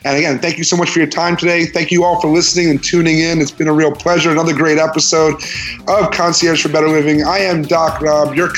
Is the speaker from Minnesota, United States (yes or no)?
no; New York, United States; moved away; I'm from New York